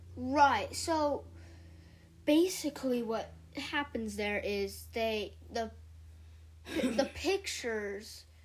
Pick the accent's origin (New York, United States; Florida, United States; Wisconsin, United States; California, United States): California, United States; I'm 11 years old, and yeah, I'm from California.